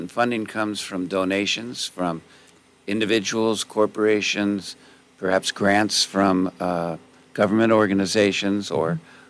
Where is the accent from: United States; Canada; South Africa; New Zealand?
United States; Southern California; now in San Luis Obispo, United States; Yeah, I was born and raised in Southern California.